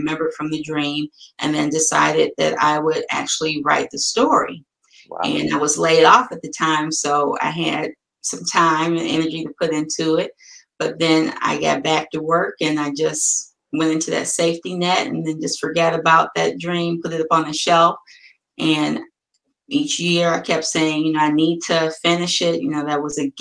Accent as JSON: {"language": "English", "town": "Detroit", "region": "Michigan", "country": "United States", "said": "I'm from Detroit"}